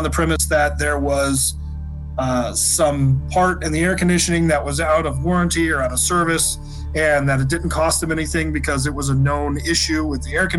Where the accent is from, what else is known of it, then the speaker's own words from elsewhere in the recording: Washington, United States; my home state of Washington